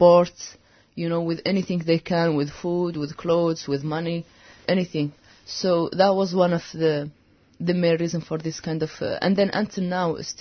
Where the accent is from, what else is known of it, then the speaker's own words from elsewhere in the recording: Western Sahara; moved away; I am from Western Sahara